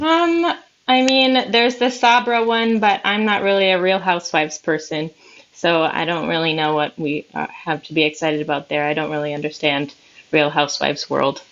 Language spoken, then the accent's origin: English; Minnesota, United States; I am from Minnesota